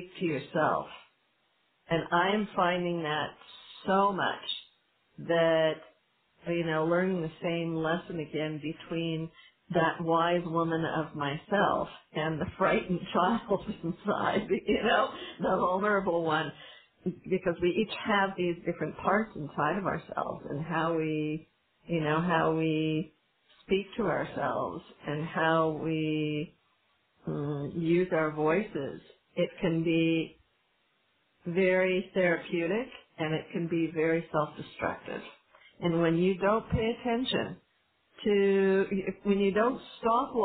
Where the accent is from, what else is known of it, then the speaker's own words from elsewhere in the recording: California, United States; also born or lived in Northern Israel; now in Israel; I'm from California